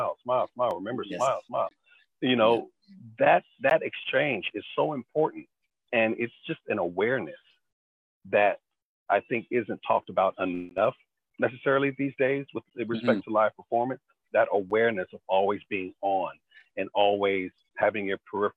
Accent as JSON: {"language": "English", "town": "Chicago", "region": "Illinois", "country": "United States", "tie": "born or raised there", "said": "a young African-American kid growing up in Chicago"}